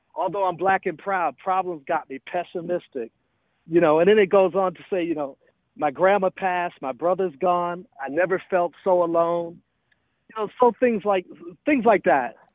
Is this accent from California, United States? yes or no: no; Milwaukee, Wisconsin, United States; born or raised there; moved away; also born or lived in Atlanta, Georgia